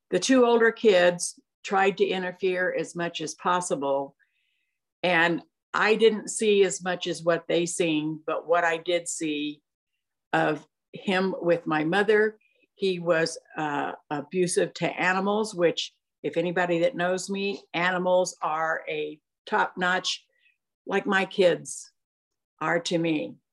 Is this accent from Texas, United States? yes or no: no; Santa Ana, California, United States; I was born in Santa Ana, California, uh, in May of 1942